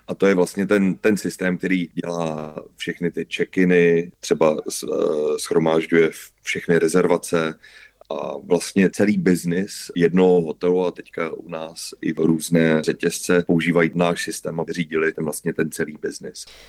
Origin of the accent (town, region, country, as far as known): Czechia